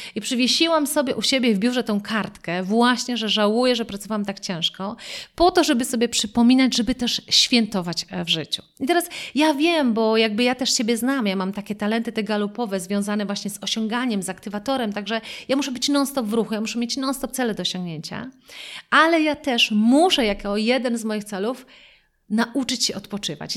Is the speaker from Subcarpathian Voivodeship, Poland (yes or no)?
no; Wrocław, Lower Silesian Voivodeship, Poland; ja pochodzę z Wrocławia